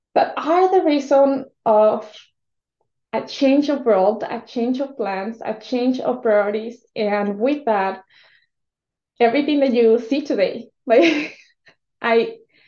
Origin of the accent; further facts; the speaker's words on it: Mexico; English is a second language; moved away; I was born and raised in Mexico